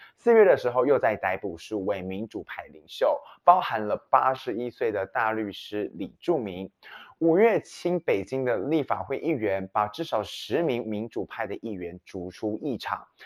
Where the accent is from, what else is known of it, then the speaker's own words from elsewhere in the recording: Taiwan; 身为台湾人